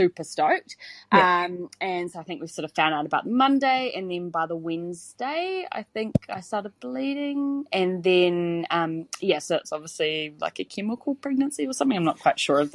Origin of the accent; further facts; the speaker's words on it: Hamilton, Waikato, New Zealand; I'm from Hamilton, and I have two little boys